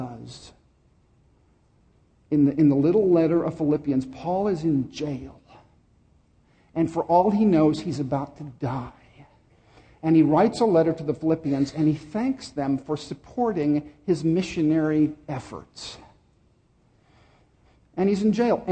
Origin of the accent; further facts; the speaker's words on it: Dallas, Texas, United States; I grew up in Dallas